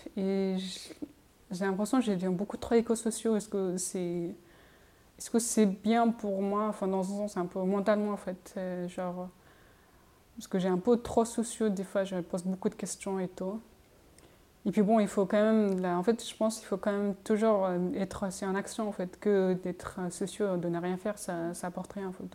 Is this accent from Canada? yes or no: no; Montpellier, Occitania, France; moved away; chez moi à Montpellier